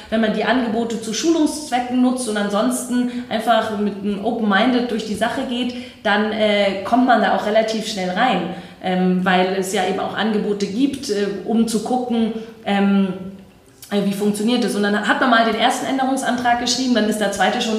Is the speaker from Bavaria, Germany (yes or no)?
yes; Herrsching am Ammersee, Bavaria, Germany; Also ich komme ja aus Hersching am Ammersee und äh, da gab es keine Jugendorganisation.